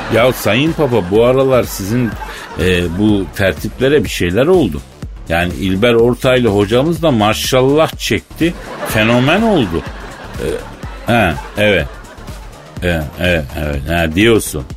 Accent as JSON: {"language": "Turkish", "country": "Turkey", "moved": "as an adult", "lives_now": "Istanbul, Turkey", "said": "biz Türk erkekleri"}